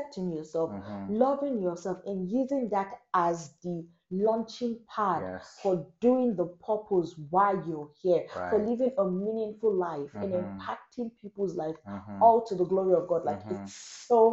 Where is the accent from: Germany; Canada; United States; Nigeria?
Nigeria; I grew up in Nigeria.